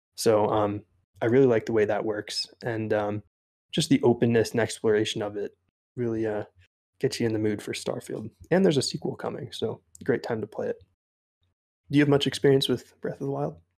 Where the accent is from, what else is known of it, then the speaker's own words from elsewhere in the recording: East Coast, United States; I grew up on the East Coast